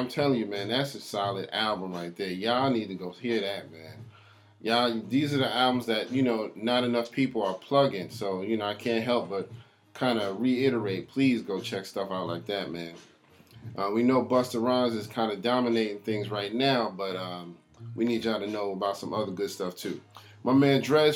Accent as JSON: {"language": "English", "region": "New York", "country": "United States", "said": "I'm from New York and I know that's just how we talk"}